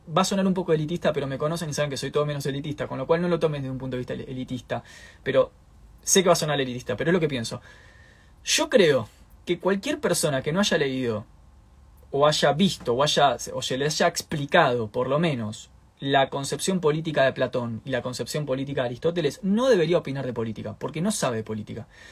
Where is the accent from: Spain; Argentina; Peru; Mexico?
Argentina